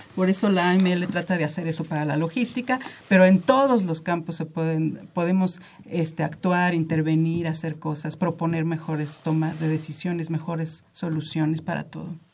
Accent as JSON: {"language": "Spanish", "country": "Mexico", "said": "somos muchísimos mexicanos"}